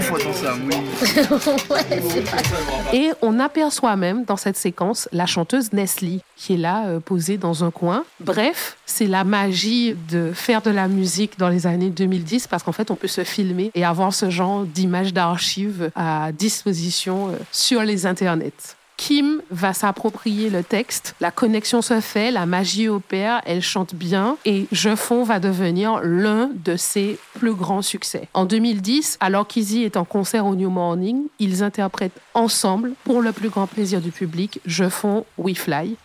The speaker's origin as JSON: {"language": "French", "country": "Martinique", "said": "chez nous en Martinique"}